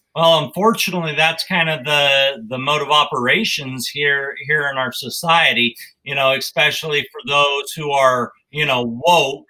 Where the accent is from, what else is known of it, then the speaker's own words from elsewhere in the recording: Wyoming, United States; I grew up in Wyoming